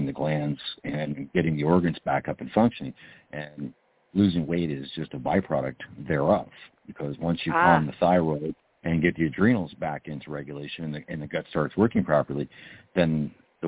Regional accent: Canada; I'm from Canada

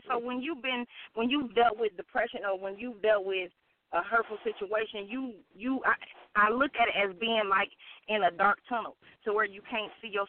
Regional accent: Gary, Indiana, United States; born there; also born or lived in Michigan City; I am. I was born in Gary, Indiana, and I moved

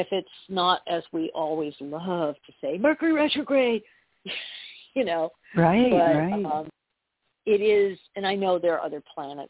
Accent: New York, United States; also born or lived in California; now in Arkansas, United States; I was born in California. Well, I was born in New York. I lived in California. I'm now living in Arkansas

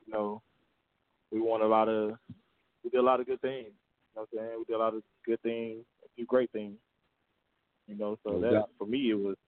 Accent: Mississippi, United States; moved away as an adult; now in Atlanta, United States; I was born and raised in Mississippi

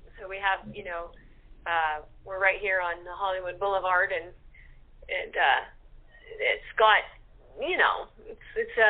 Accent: near Toronto, Ontario, Canada; now in Southern California, United States; I was born up near Toronto.

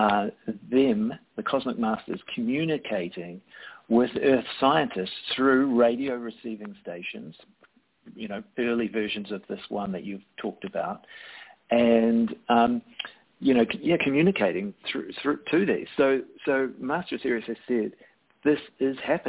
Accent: New Zealand; as a New Zealander

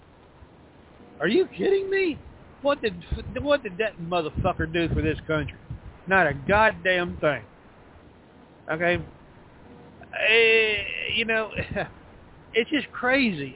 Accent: Texas, United States; I'm from the South, Texas, right here where I sit

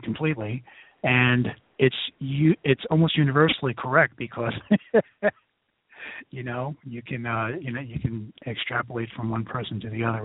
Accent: New York City, New York, United States; now in Philadelphia, United States; I'm from New York City, and I live in Philadelphia

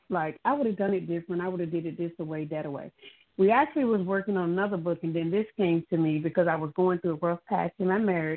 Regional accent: Hampton Roads, Virginia, United States; I'm from Hampton Roads area

